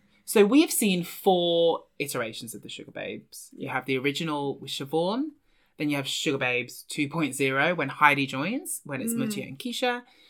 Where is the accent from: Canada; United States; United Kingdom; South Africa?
United Kingdom; Devon, South West England; I grew up in Devon.